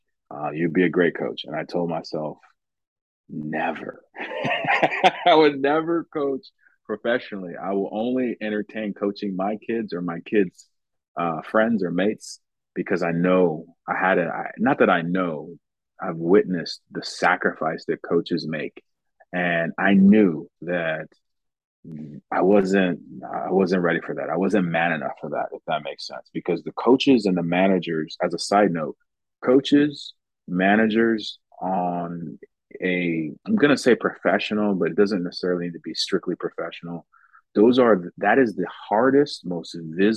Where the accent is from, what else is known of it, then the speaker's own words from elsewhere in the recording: United States; So I grew up in America, United States, and I played American football.